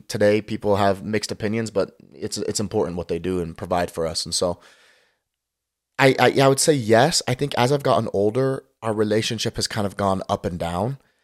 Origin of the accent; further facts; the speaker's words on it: Lehi, Utah, United States; moved away as an adult; also born or lived in Martinez, California / Las Vegas, Nevada; I'm from Lehigh, Utah. Grew up in Lehigh, Utah